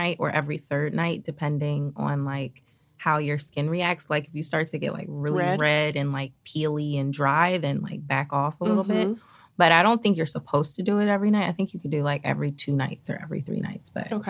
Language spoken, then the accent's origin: English; Philadelphia, Pennsylvania, United States; moved away as an adult; also born or lived in New York; now in Los Angeles, United States; I grew up in Philly.